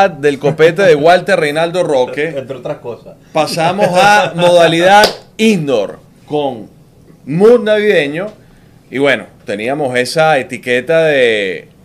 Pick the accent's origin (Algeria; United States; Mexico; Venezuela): Venezuela; si alguien lo puede sentenciar, somos los venezolanos